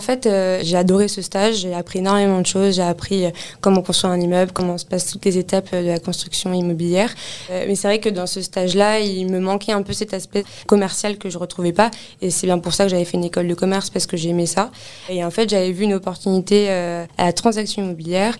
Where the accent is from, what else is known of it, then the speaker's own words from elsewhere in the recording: Paris, Île-de-France, France; also born or lived in Lille; je suis née à Paris, j'ai grandi à Paris